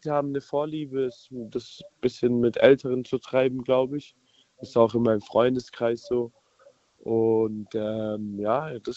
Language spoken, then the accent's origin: German; Spaichingen, Baden-Württemberg, Germany; ich bin aus Speichingen.